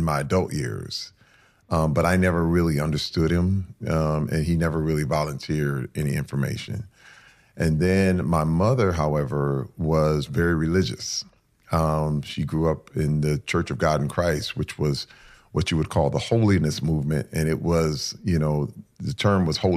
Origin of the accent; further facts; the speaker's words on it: Flint, Michigan, United States; I was raised in Flint, Michigan